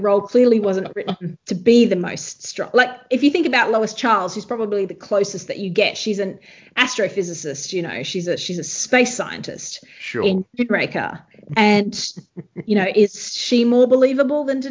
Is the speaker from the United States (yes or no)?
no; Australia; me as an Australian